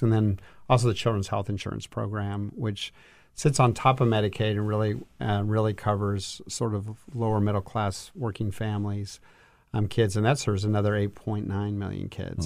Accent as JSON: {"language": "English", "town": "El Paso", "region": "Texas", "country": "United States", "tie": "born or raised there", "moved": "as an adult", "lives_now": "Washington, D.C., United States", "said": "I grew up in El Paso, Texas, and worked in state government"}